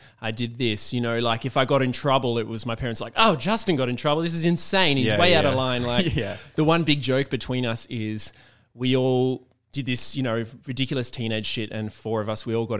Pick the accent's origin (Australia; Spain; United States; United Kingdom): Australia; Perth, Western Australia; like where I was in coming from Perth, which, you know, is just such a small place compared to Sydney